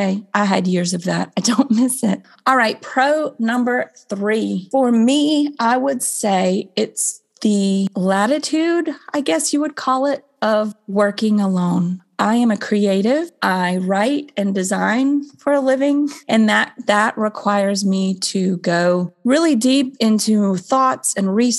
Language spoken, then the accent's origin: English; Florida, United States; I grew up in Florida.